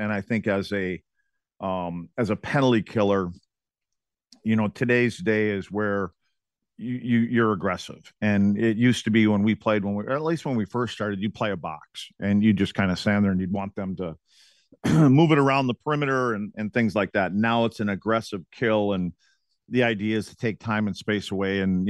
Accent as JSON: {"language": "English", "town": "Eagle River", "region": "Wisconsin", "country": "United States", "tie": "born or raised there", "said": "Kim picked out a spot in my hometown in Eagle River called the Chanticleer Inn"}